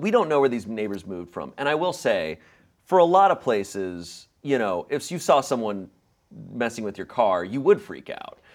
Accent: Arizona, United States; also born or lived in Virginia; now in Los Angeles, United States; growing up in Arizona

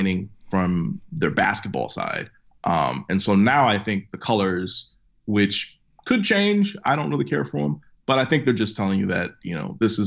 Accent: Minnesota, United States; I'm from Minnesota

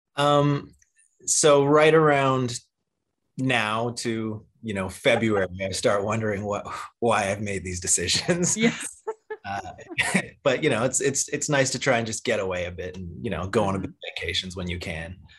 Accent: Cayman Islands; I grew up in the Cayman Islands

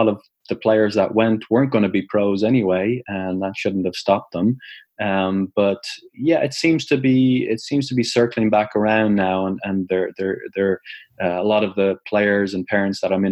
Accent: Ireland; moved away as an adult; also born or lived in United States; I grew up in Ireland, as I finished school in 96, 97, came over to the States in 98

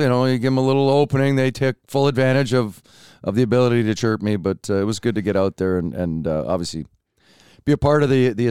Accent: Dryden, Ontario, Canada; Dryden, Ontario.

